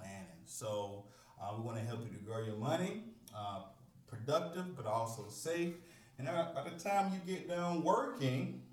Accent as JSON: {"language": "English", "town": "Waxhaw", "region": "North Carolina", "country": "United States", "lives_now": "Charlotte, United States", "said": "I'm from Waxhaw"}